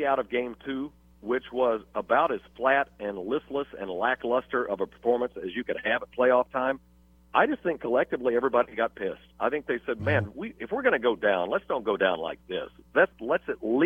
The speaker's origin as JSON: {"language": "English", "region": "Texas", "country": "United States", "moved": "yes", "said": "I came from the Southwest. I'm a Texan"}